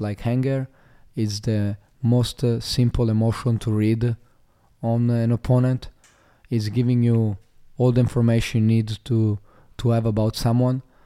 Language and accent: English; Italy; moved away as an adult; also born or lived in Slovenia; now in Australia; I was born in Slovenia, um, in a small, uh, town, um, close to the border to Italy. Uh, and, uh, when I was younger, when I was like, uh, three, four years old, I moved, uh, to Italy.